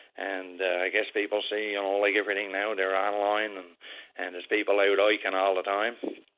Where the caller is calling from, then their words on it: Southwest Arm area, Newfoundland and Labrador, Canada; I'm calling, we calls it the Southwest Arm area. You leave up in Queens Cove, Northwest Brook area, and you come down to Gooseberry Cove, Southport. That's the last couple of places in the bottom.